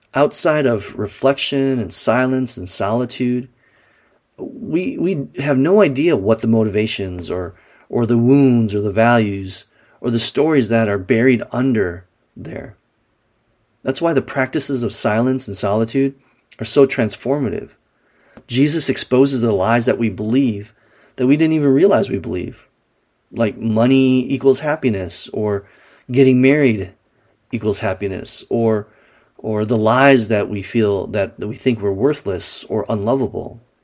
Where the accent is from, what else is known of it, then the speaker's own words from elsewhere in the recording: Wisconsin, United States; Growing up in Wisconsin